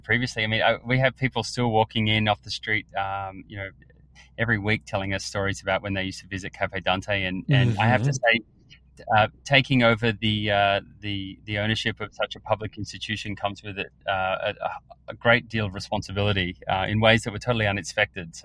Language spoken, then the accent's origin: English; Australia; now in United States; I grew up in Australia and my mum is a chef and a food writer